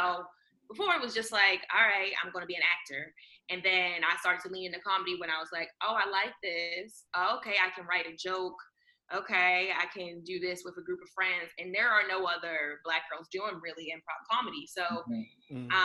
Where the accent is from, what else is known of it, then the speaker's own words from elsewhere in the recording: Baltimore County, Maryland, United States; now in Los Angeles, United States; I'm from Baltimore County